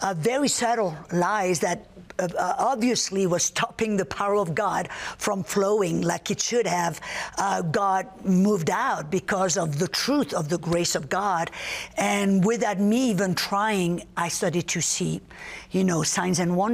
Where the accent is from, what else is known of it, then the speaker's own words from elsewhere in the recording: southern France, France; moved away; The south of France, born and raised in the south of France